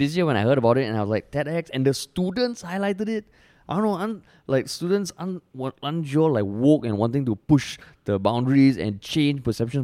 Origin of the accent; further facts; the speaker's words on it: Singapore; I'm I'm Indian, I'm a minority in Singapore